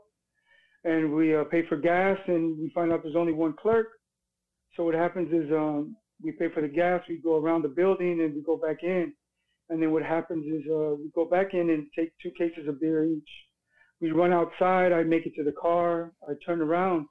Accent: Hawthorne, California, United States; I was born in Hawthorne, California

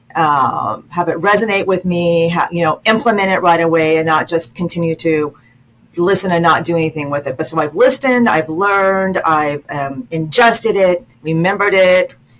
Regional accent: Las Vegas, Nevada, United States; now in DMV region, United States; I'm originally from Vegas, from Las Vegas, so that's sort of also in my in my in my d- DNA

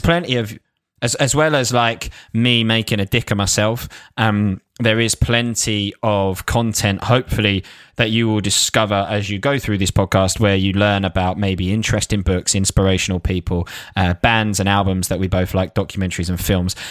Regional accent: Essex, East of England, United Kingdom; I used to work in a Lacoste shop in, in, in Lakeside in Essex. So, shows you, shows you where I'm from

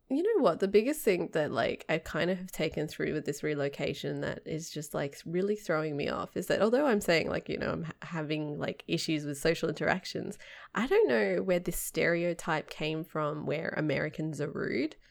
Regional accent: Sydney, New South Wales, Australia; moved away as an adult; I'm from the suburbs. I'm closer to the mountains.

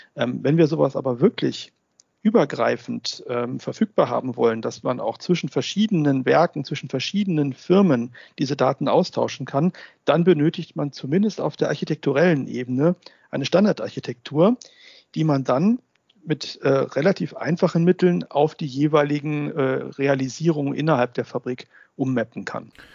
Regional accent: Germany; bei uns in Deutschland

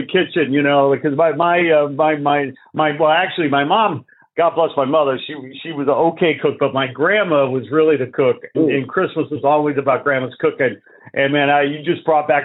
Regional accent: Chicago, Illinois, United States; moved away as an adult; now in Los Angeles, United States; I was born and raised in Chicago. I moved to L.A. 20 years ago.

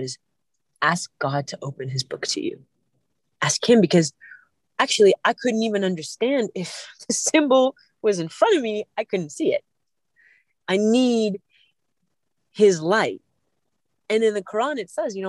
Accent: California, United States; I'm from California

